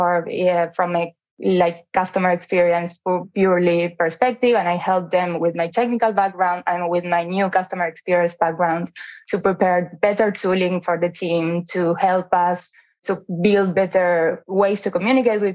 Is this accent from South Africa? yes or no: no; Argentina; moved away as an adult; also born or lived in Auckland, New Zealand; I'm from Argentina, so I worked there for big companies such as Amex or Zurich Insurance